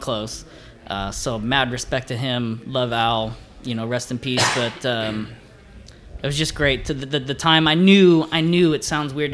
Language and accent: English; California, United States; moved away; I'm from California